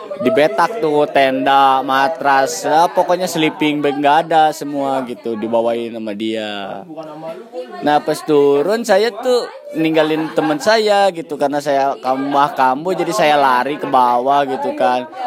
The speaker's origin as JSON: {"language": "Indonesian", "town": "Sukabumi", "region": "West Java", "country": "Indonesia", "said": "Saya berasal dari Sukabumi"}